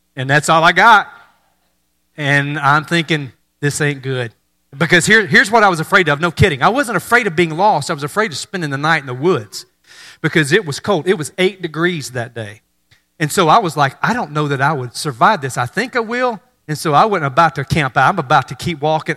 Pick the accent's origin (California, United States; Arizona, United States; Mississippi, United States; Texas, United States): Mississippi, United States; North; moved away; I grew up in North Mississippi